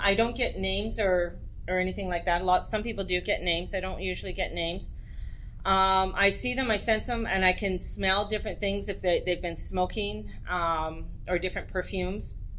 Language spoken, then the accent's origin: English; Edmonton, Alberta, Canada; moved away; also born or lived in Penticton; I was raised in Edmonton, Alberta